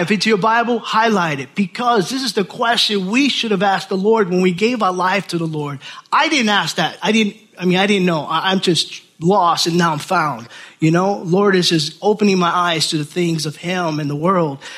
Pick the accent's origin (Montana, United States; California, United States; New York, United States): New York, United States; Orange County, New York City, United States; moved away as an adult; now in Milford, United States; I'm from New York City, Orange County, New York. That was it. That was my world.